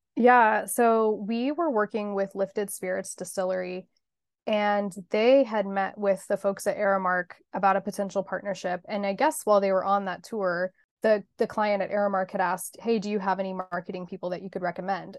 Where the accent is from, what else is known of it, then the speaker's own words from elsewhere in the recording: Hutchinson, Kansas, United States; moved away as an adult; also born or lived in Los Angeles, California; now in Kansas City, United States; I grew up in Hutchinson, Kansas, but went to California for college